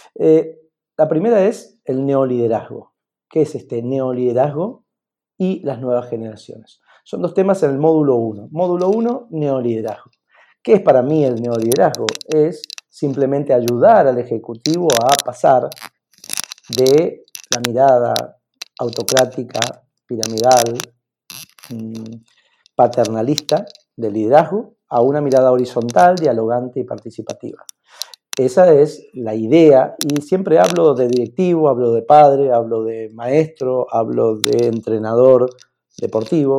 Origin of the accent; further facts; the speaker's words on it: Mendoza, Argentina; moved away as an adult; also born or lived in Barcelona, Spain; estoy en Mendoza, en mi tierra, con gente maravillosa